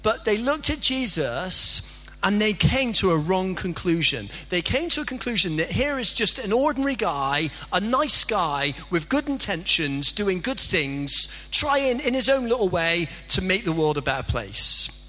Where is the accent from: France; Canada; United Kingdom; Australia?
United Kingdom; Bristol, South West England; accent: strong Bristolian; now in Salford, United Kingdom; I've got a really strong Bristolian accent. I kind of forget. But if you spend any sort of time with me, pretty soon you'll realise that I'm not a native Salfordian. You see, I'm from a place in the country called Bristol